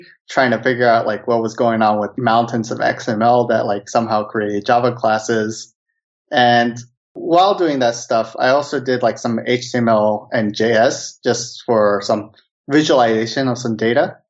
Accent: United States; now in Helsinki, Finland; I'm a Korean-American living in Helsinki

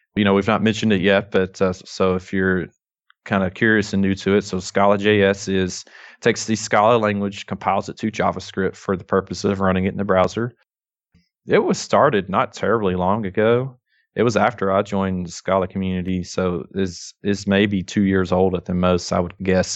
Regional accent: North Alabama, United States; accent: thick Southern drawl; I am from North Alabama

